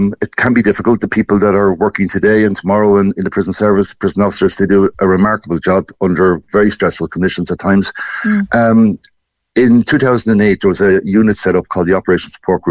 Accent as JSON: {"language": "English", "town": "Portlaoise", "region": "Leinster", "country": "Ireland", "tie": "born or raised there", "said": "I grew up in Portlaoise, literally 400 metres up from the Portlaoise prison"}